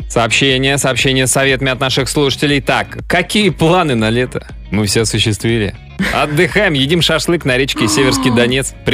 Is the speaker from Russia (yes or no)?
yes; Astrakhan, Astrakhan Oblast, Russia; сам я из Астрахани.